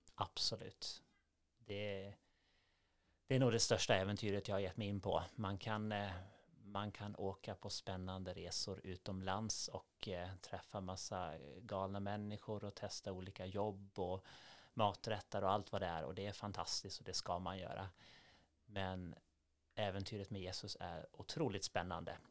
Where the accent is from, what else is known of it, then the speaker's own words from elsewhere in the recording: Gotland, Sweden; moved away as an adult; also born or lived in Gothenburg; now in Norrbotten, Sweden; Jag är uppvuxen på Gotland och det är mycket småsamhällen